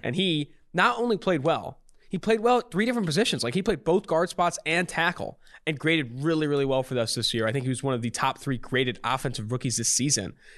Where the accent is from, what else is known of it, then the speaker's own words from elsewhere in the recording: Oakland, California, United States; I'm from Oakland, California